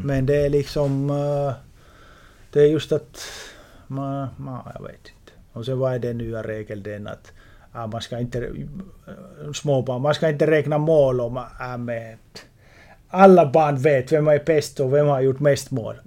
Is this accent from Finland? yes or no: yes; Finland; i Finland i Juleå Borg, min hemstad